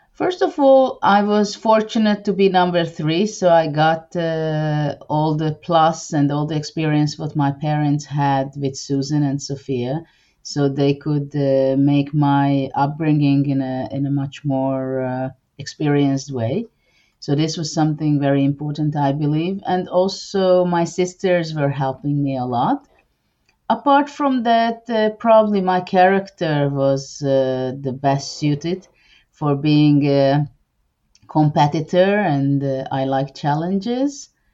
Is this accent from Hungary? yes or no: yes; Hungary; also born or lived in Budapest; I'm from Hungary and I live in the capital, Budapest